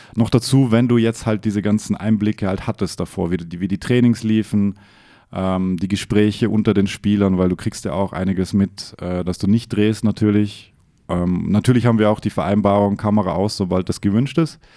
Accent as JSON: {"language": "German", "country": "Austria", "said": "ich wurde oft aufgezogen wegen meiner österreichischen"}